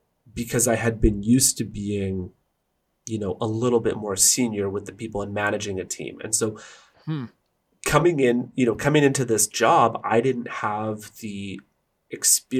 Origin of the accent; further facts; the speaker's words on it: Burnaby, British Columbia, Canada; the street that I grew up in Burnaby